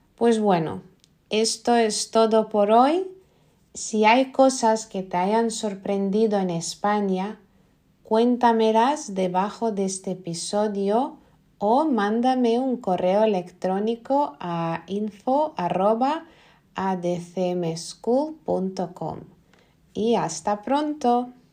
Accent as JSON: {"language": "Spanish", "country": "Lithuania", "second_language": "Spanish", "said": "En Lituania yo creo que no somos tan amables"}